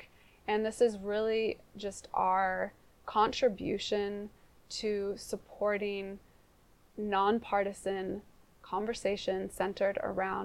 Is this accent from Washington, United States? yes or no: yes; Seattle, Washington, United States; moved away as an adult; also born or lived in New Zealand; I grew up in Ballard